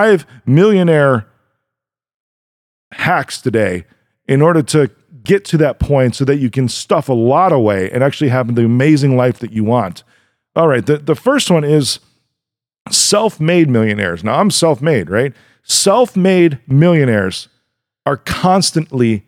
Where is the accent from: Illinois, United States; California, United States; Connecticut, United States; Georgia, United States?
Illinois, United States; Chicago; I'm from Chicago